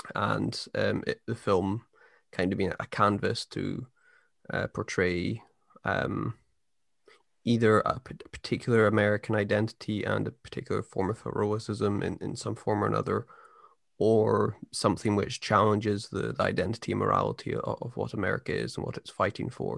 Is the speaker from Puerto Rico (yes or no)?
no; United Kingdom; I'm a British person